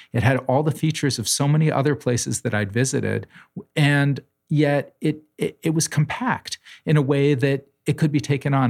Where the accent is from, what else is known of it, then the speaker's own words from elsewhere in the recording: New Haven, Connecticut, United States; When I was a child growing up in New Haven